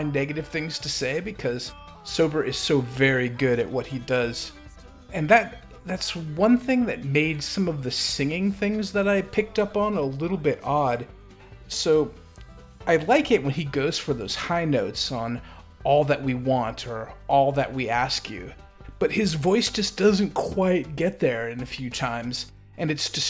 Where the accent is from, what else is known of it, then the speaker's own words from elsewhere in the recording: United States; I am the ugly American.